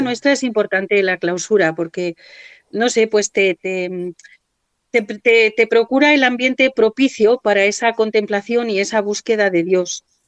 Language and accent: Spanish; Cuenca, Castilla-La Mancha, Spain; soy de aquí de Cuenca, estudié en el Colegio de las Madres Benedictinas